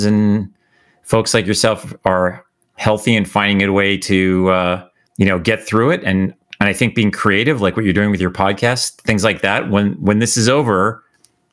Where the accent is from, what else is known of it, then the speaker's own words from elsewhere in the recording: Calgary, Alberta, Canada; now in United States; growing up in Canada